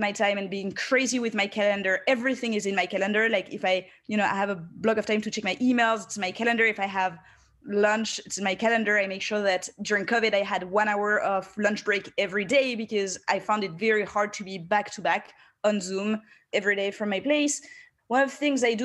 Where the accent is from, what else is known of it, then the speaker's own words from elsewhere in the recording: France; moved away as an adult; now in United States; I grew up in France and then I've spent 7 years in the US